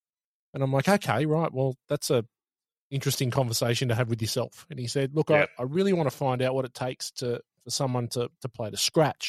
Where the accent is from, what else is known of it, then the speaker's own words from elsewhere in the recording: Sydney, New South Wales, Australia; moved away; I'm from the Northern Beaches of Sydney. Used to play at Cromer Golf Club.